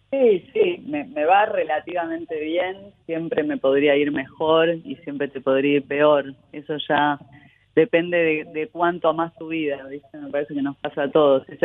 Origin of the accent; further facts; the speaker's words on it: Buenos Aires, Argentina; Pero en la adolescencia volví a Buenos Aires, que para mí, mis viejos un día me dijeron, bueno, volvemos a Argentina, y para mi hermano, para mí, como, como que volvemos, nosotros no teníamos recuerdos de Argentina